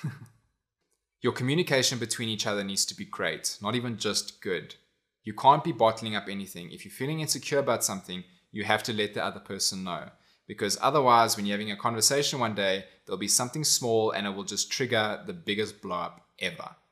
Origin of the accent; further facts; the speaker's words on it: South Africa; also born or lived in United States; I au paired in America, but I'm from South Africa.